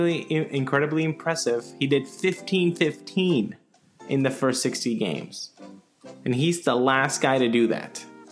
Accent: Venezuela; Bobby actually played for my favorite team growing up in Winter League in Venezuela, Leones del Caracas.

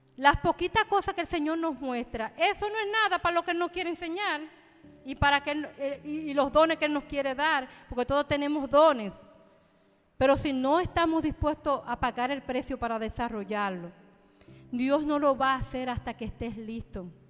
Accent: Dominican Republic; yo soy dominicana

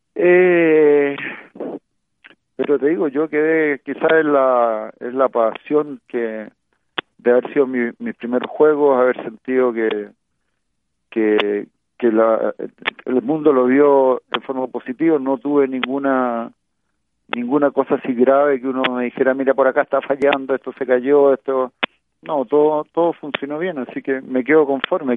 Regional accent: Chile

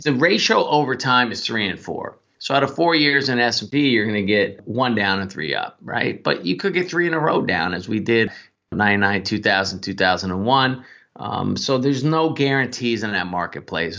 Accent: Northern California, United States; I grew up in Northern California

